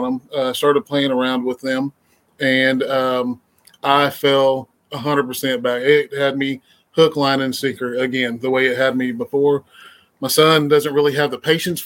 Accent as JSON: {"language": "English", "town": "Mustang", "region": "Oklahoma", "country": "United States", "tie": "born or raised there", "said": "I'm from Mustang, Oklahoma. Been out here the majority of my life."}